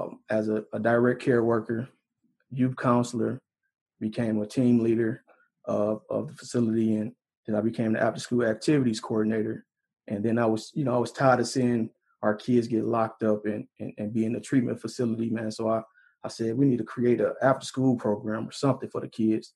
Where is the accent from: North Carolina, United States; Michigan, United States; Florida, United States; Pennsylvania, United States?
Michigan, United States; Detroit; I'm from Detroit, born and raised in Detroit